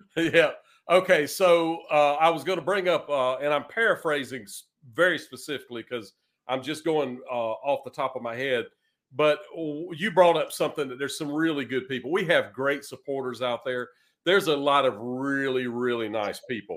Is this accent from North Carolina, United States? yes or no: yes; eastern North Carolina, United States; moved away as an adult; also born or lived in Raleigh, North Carolina / Greenville, North Carolina / Richmond, Virginia; now in Nashville, United States; I was born in Raleigh, North Carolina, and raised in eastern North Carolina